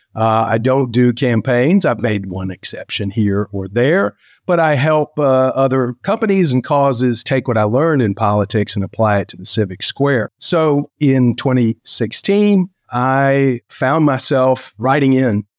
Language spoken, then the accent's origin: English; South Carolina, United States; My friend, Tim Scott, senator from my home state